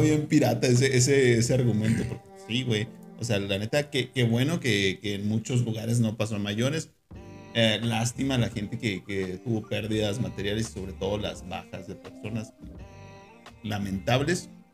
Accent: Mexico; uno como, como mexicano

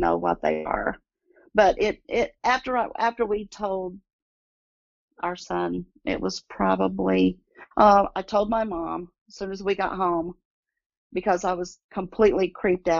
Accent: Pine Mountain, Kentucky, United States; now in Indianapolis, United States; my hometown in Kentucky. They were on Pine Mountain. And that's where I'm from

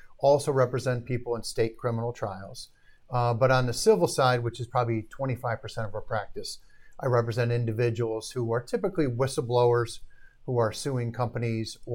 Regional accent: Arlington Heights, Illinois, United States; also born or lived in Milwaukee, Wisconsin; born in Milwaukee. All my family was from Milwaukee. Moved to the Chicago suburbs as a young kid. Grew up in Arlington Heights.

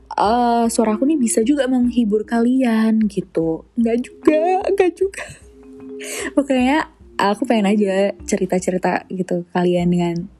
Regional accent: Jakarta, Indonesia; aku lahir di Jakarta tanggal 10 Maret 2003

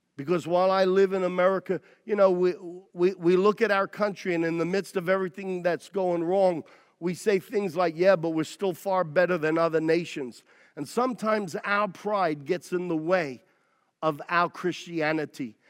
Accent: United States

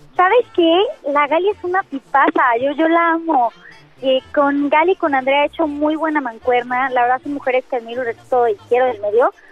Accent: Mexico; como mexicanos sí es momento de, unirnos

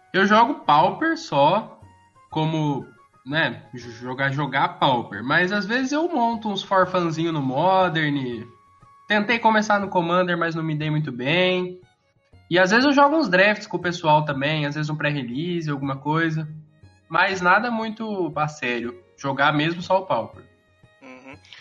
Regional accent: Campinas, São Paulo, Brazil; sou de Campinas

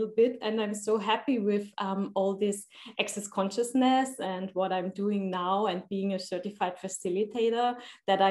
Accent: Austria; I'm from Austria. I'm living in Vienna.

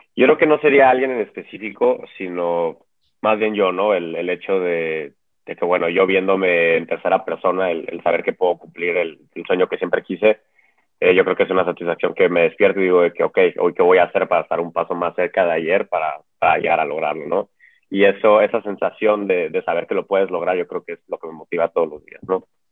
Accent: Mexico; como mexicano

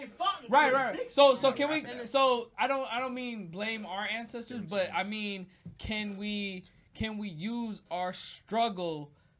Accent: Fairfield, California, United States; I grew up in Fairfield, California, so it's pretty. It's really diverse. 25% pretty much every race.

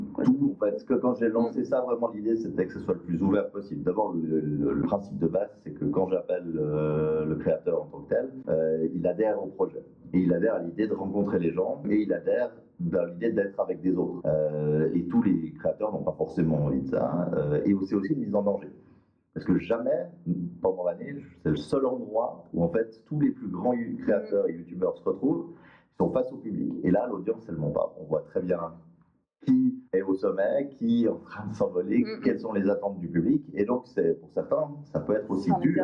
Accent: Valais, Switzerland; moved away; also born or lived in Lake Geneva region; je suis né en Valais, j'ai des origines valaisannes, parce que tout valaisan précise toujours dès le début

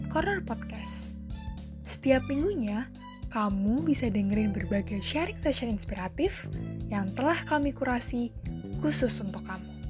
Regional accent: Aceh, Indonesia; Enggak, udah dari kecil sih.

